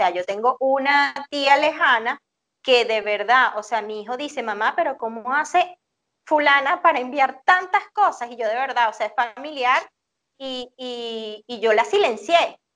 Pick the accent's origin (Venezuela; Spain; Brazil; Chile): Venezuela